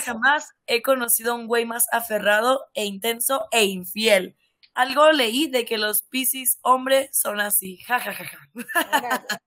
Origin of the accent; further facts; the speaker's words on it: Sonora, Mexico; yo soy de Sonora